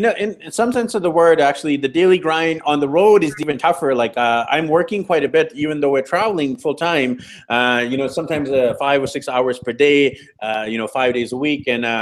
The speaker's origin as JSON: {"language": "English", "town": "Vancouver", "region": "British Columbia", "country": "Canada", "said": "So I'm from Vancouver, BC, Canada. I'm used to having a stable, strong Wi-Fi connection."}